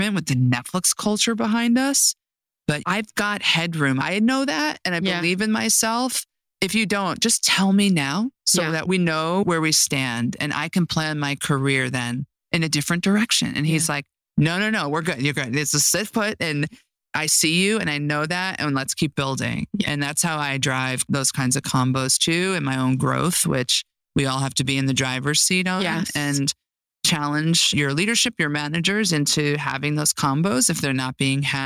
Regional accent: Mahopac, New York, United States; now in Los Angeles, United States; I grew up 50 miles north of the city in Mayapack

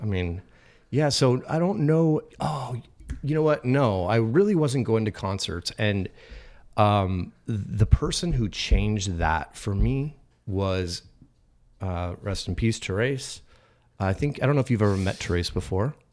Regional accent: Phoenix, Arizona, United States; I grew up in Phoenix

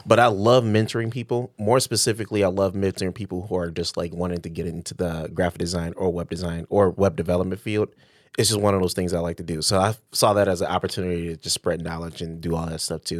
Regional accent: Detroit, Michigan, United States; I'm from Detroit

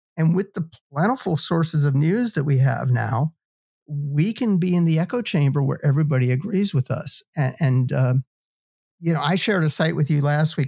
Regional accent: United States; as an American

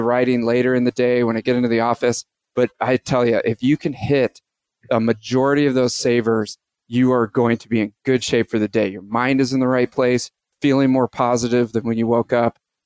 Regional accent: San Francisco, California, United States; I'm from San Francisco

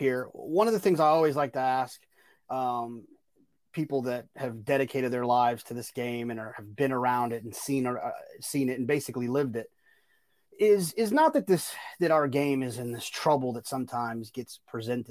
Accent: Dallas, Texas, United States; moved away; I grew up in Dallas, Fort Worth

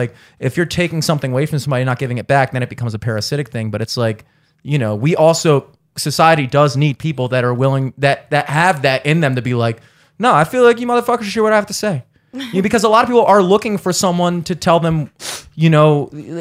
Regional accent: Towson, Maryland, United States; the way I was raised and a lot of my friends, you know, growing up in Towson

